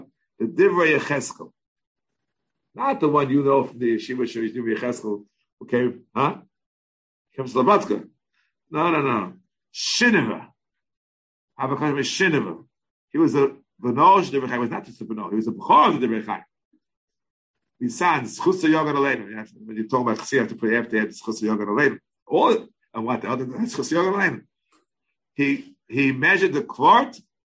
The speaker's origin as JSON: {"language": "English", "country": "United States", "tie": "born or raised there", "said": "We all lived in the melting pot of America"}